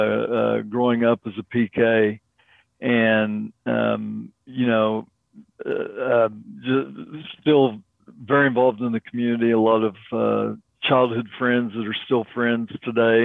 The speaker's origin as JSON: {"language": "English", "town": "Oklahoma City", "region": "Oklahoma", "country": "United States", "tie": "born or raised there", "also_born_or_lived": "Weatherford, Texas / San Antonio, Texas", "said": "grew up in Oklahoma City from third grade on"}